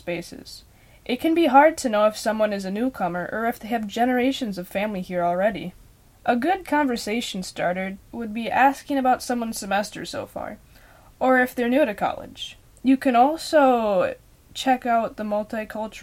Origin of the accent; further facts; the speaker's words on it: Minnesota, United States; a young white woman from Minnesota